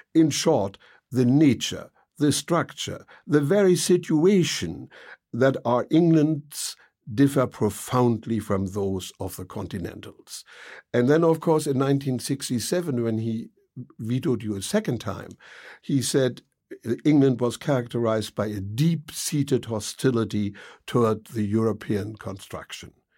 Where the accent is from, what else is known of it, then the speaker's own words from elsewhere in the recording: Hamburg, Germany; moved away; I grew up in Hamburg, and, uh, Hamburg is, of course, the most Anglophile city in Germany.